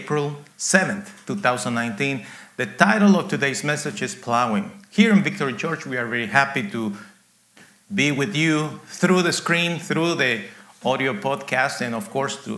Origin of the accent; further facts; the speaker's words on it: Guatemala; now in United States; I was born in Guatemala, actually in a coffee farm, very rural area